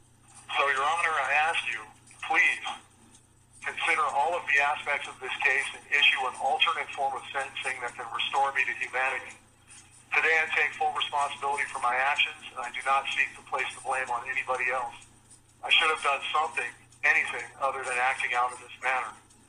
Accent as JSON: {"language": "English", "region": "Alaska", "country": "United States", "tie": "born or raised there", "said": "I was raised here in Alaska, and after those years, I felt like the trash that blows in the wind around the ankles of normal people as they live their lives."}